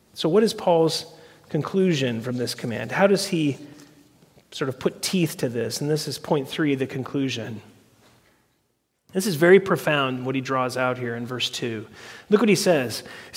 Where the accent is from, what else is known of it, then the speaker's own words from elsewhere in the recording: United States; our country was founded on resistance and revolution